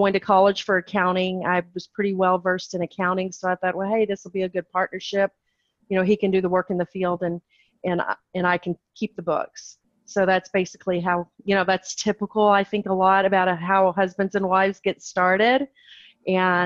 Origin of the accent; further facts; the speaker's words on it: Texas, United States; I am born and raised in Texas